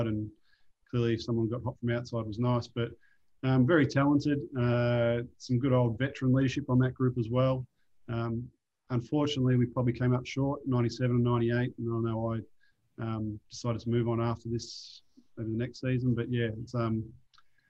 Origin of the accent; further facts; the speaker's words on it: Melbourne, Victoria, Australia; moved away; growing up in Melbourne playing professional basketball